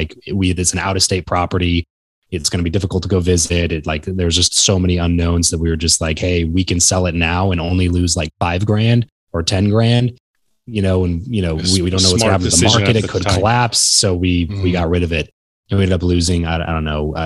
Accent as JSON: {"language": "English", "region": "Southern California", "country": "United States", "tie": "born or raised there", "moved": "yes", "said": "where I grew up in Southern California"}